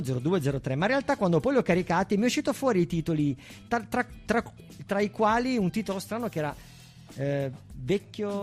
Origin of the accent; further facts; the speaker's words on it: Bra, Piedmont, Italy; io non sono di Alba, sono di Bra